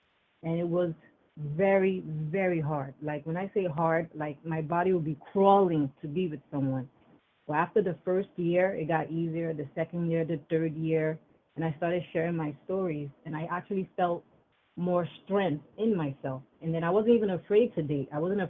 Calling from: New York, United States; I'm Hi. Calling from New York.

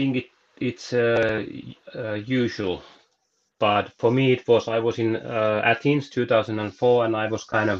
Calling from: Jyväskylä, Central Finland, Finland; I'm coming from Jyväskylä, Finland, from our sauna, actually. I live by the lake, like 10 kilometers from the pool or center of the city.

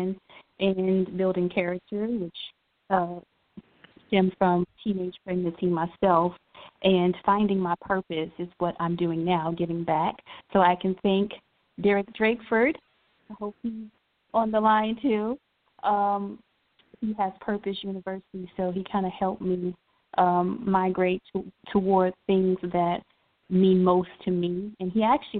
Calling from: Columbia, South Carolina, United States; I'm calling from Columbia, South Carolina

